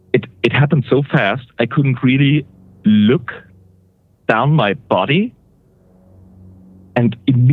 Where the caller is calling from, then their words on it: Switzerland; Awesome. Switzerland.